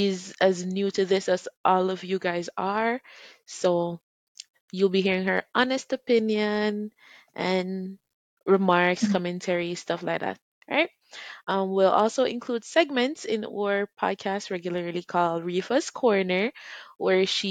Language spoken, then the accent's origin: English; Jamaica; I'm a Jamaican